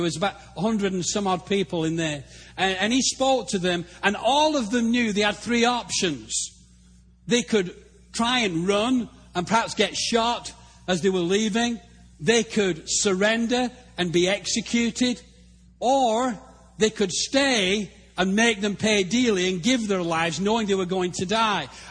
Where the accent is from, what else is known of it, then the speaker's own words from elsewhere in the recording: England, United Kingdom; moved away as an adult; also born or lived in Africa; now in Texas, United States; Being English